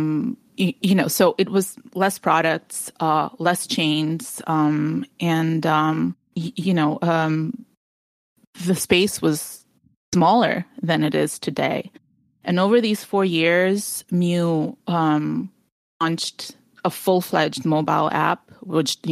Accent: New Jersey, United States; moved away as an adult; also born or lived in Ukraine; now in California, United States; I'm in California now, but I grew up in New Jersey, like right across the George Washington Bridge

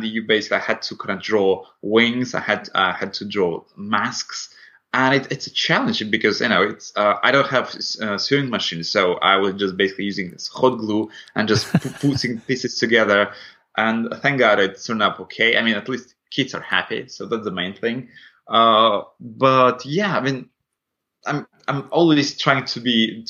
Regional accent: Latvia; first language Russian; English is a second language; moved away; so I'm originally from Latvia, and my first language is Russian.

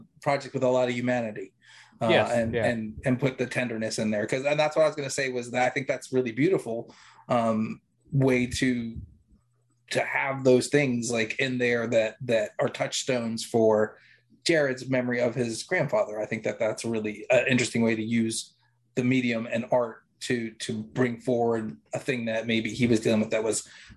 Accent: New York, United States; now in Virginia, United States; we're from New York, so we're in Virginia now

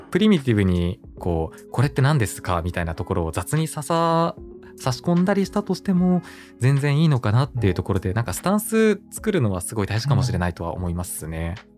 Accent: Hokkaido, Japan; moved away; also born or lived in Tokyo; 自分が北海道出身なんですね

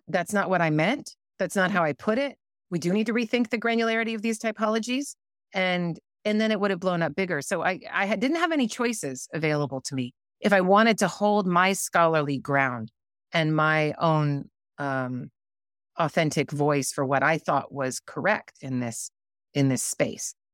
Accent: United States; I'm American

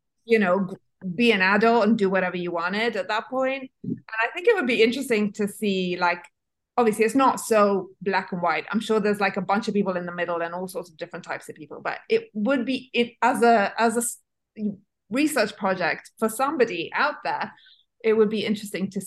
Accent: Italy; moved away; I was raised in Italy and I went to school there.

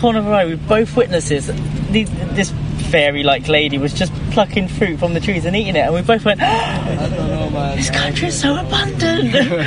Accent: England, United Kingdom; moved away; also born or lived in Los Angeles / Sweden; I'm English

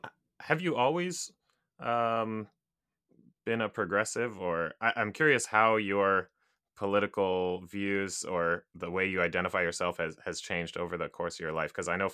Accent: Japan; I grew up, well, my parents are American. They're from Kansas, actually. I grew up in Japan.

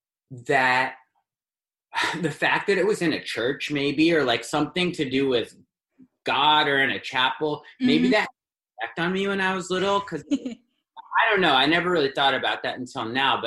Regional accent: New York City, New York, United States; I was born in New York City

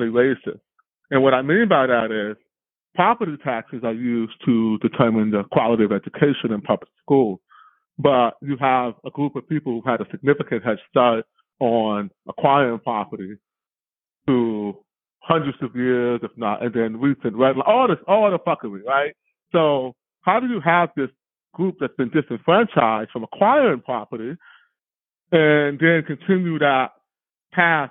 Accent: United States; also born or lived in Oakland, California; I just barely missed the cutoff for being able to run for president of the United States by being born on the mainland

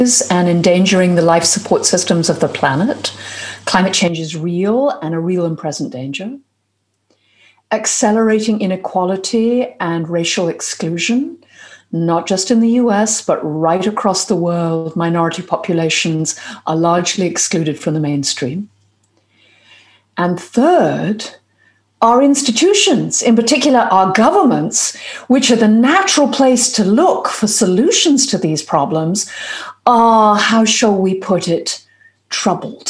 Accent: United Kingdom; now in United States; I'm a Brit and a professor at Harvard

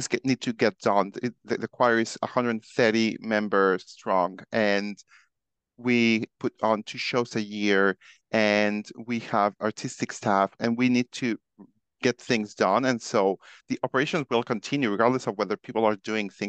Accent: Mexico; I am originally from Mexico

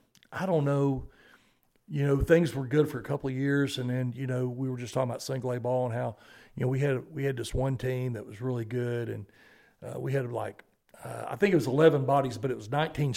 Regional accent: Arkansas, United States; now in Georgia, United States; I'm originally from Arkansas.

